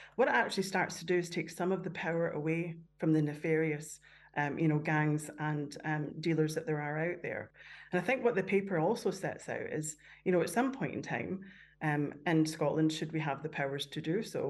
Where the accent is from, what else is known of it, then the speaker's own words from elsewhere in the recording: Canada; moved away; growing up in Canada where there was a lot of, of drug taking round about me